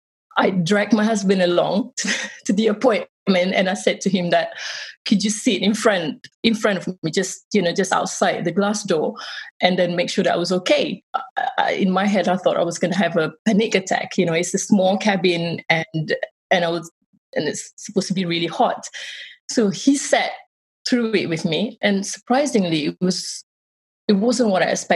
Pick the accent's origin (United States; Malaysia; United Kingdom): Malaysia; born or raised there; moved away